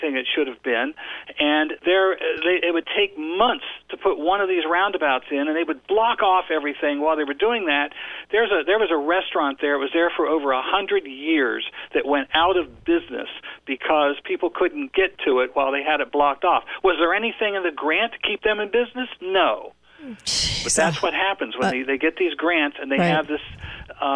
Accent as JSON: {"language": "English", "region": "Ohio", "country": "United States", "tie": "born or raised there", "said": "my hometown in Ohio has a square around in the center of town"}